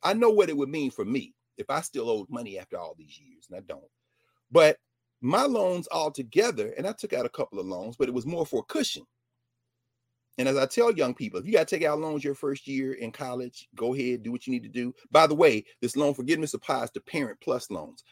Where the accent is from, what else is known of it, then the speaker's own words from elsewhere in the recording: Nashville, Tennessee, United States; my hometown of Nashville